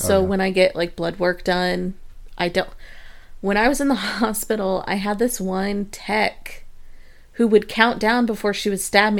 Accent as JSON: {"language": "English", "region": "Midwest", "country": "United States", "tie": "born or raised there", "said": "I grew up in the Midwest and tornadoes are a thing."}